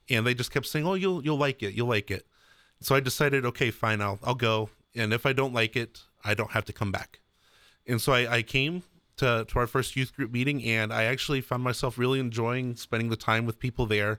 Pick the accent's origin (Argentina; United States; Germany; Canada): United States; Maria Stein, Ohio; I grew up about 10 minutes down the road from there